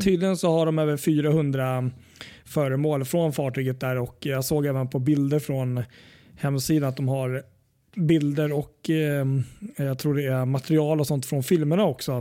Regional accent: Sweden; Vi är svenskar

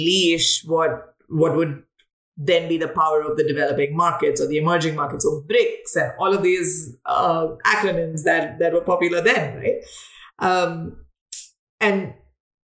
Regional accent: South India, India; moved away as an adult; also born or lived in Mumbai, India / Delhi, India / Chennai, India; now in United States; I come from India. I come from the south of India. Mostly like lived in Mumbai, Delhi, and Chennai all my life

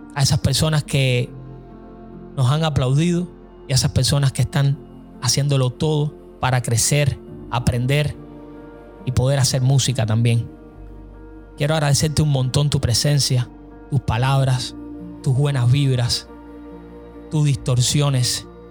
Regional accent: Cuba; now in United States

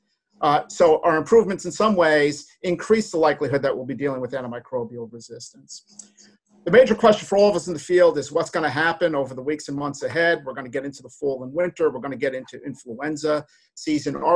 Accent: New Jersey, United States; I'm from New Jersey

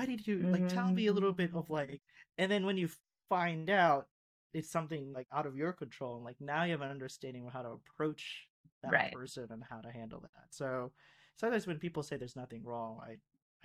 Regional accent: Florida, United States; also born or lived in Philippines; growing up in Florida, especially coming from the Philippines

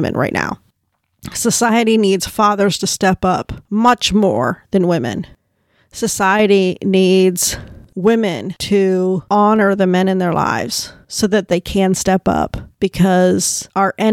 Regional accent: United States; as an American or a woman from the West

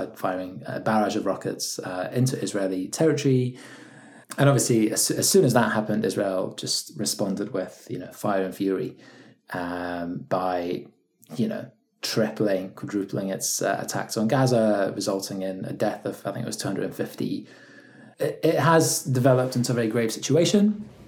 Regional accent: Scotland, United Kingdom; also born or lived in Poland / England; I was born in Poland and moved to Scotland when I was 9, and then lived in England for a bit as well, just moving from London to Scotland, so now in the process.

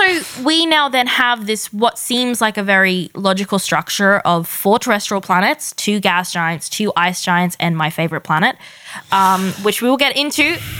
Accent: Australia; We're Australian.

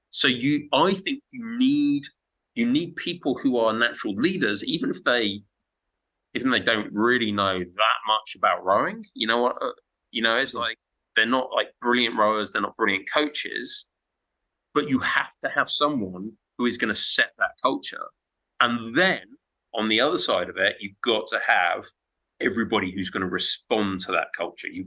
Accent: Zimbabwe; Because I'm I'm from Zimbabwe, okay?

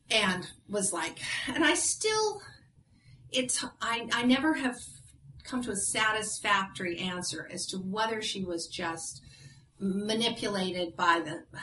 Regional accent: Ireland; well, I'm Irish, so

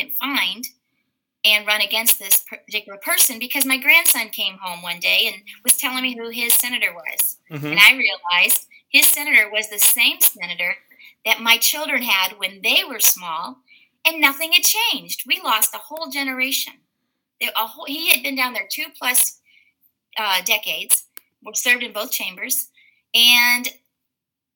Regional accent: Indiana, United States; now in Alabama, United States; I'm actually from Indiana

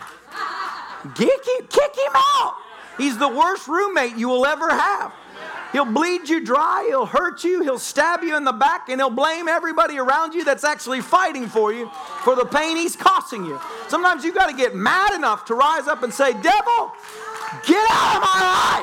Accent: the South, United States

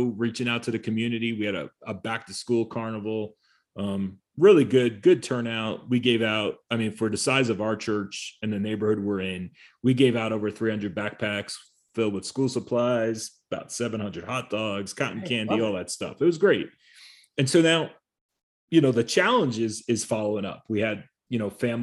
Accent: New Jersey, United States; I am from New Jersey

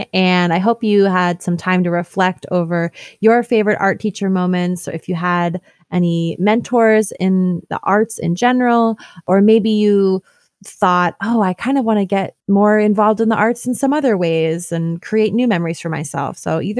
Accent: New York, United States; now in Oakland, United States; I'm an artist and audio storyteller based in Oakland, California, living on a lonely land. I'm originally from New York State.

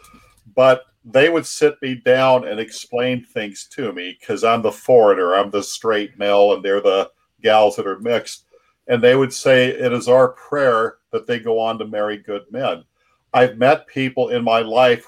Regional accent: Seattle, Washington, United States; I'm from South Seattle

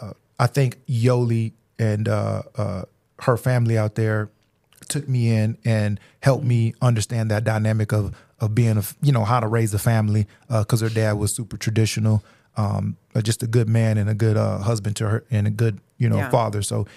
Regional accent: Louisiana, United States; born there; also born or lived in Germany; I was born in Louisiana, stayed there for a year. Then we moved to Germany, which we spent 5 years out there.

